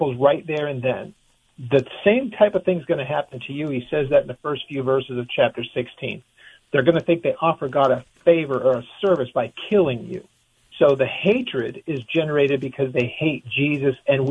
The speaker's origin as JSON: {"language": "English", "country": "United States", "said": "as an American citizen"}